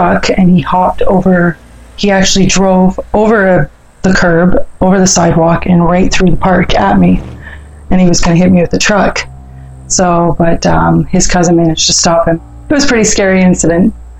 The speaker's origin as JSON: {"language": "English", "town": "Newmarket", "region": "Ontario", "country": "Canada", "tie": "born or raised there", "also_born_or_lived": "Thunder Bay, Ontario", "lives_now": "Barrie, Canada", "said": "I moved up here to Newmarket, actually, when I was about 5 and a half, because all my family's there. It was some good stuff, some bad stuff growing up."}